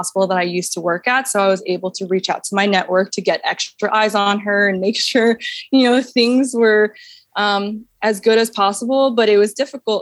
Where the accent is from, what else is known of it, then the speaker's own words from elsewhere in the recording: New York, United States; moved away as an adult; also born or lived in Hawaii; I'm born and raised in New York